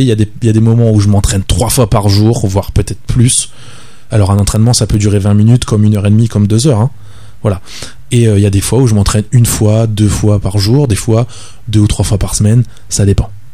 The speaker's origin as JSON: {"language": "French", "town": "Le Tampon", "country": "Réunion", "tie": "born or raised there", "also_born_or_lived": "La Plaine-des-Cafres, Réunion", "lives_now": "Saint-Denis, Réunion", "said": "j'habite à Saint-Denis maintenant. J'ai grandi au tampon. J'ai grandi au tampon."}